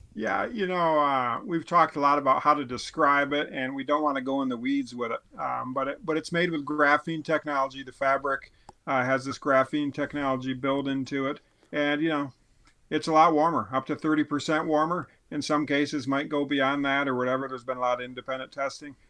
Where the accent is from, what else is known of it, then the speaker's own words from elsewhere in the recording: Midwest, United States; a Midwesterner or whatever, a guy who doesn't live with elk